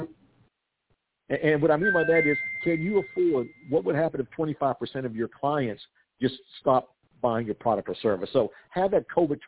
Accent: South Carolina, United States; my home state of South Carolina

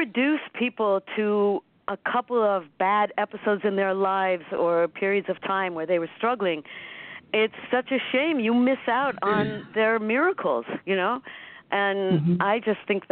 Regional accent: Cleveland, Ohio, United States; I'm a Cleveland girl, too. I'm from Cleveland.

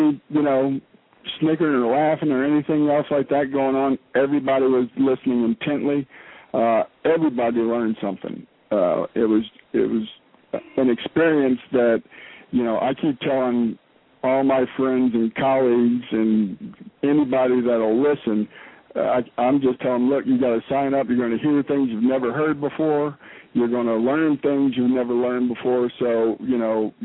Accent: South Louisiana, United States; moved away as an adult; now in Alaska, United States; I grew up in South Louisiana and have lived up here about 15 years

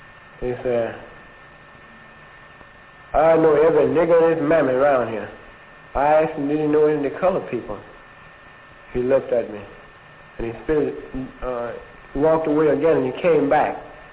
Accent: Mississippi, United States; I told him I was a native Mississippian, around in here someplace.

